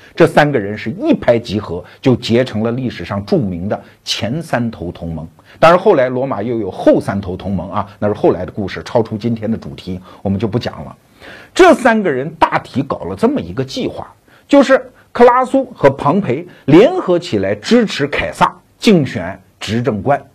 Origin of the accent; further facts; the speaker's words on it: China; 我们中国人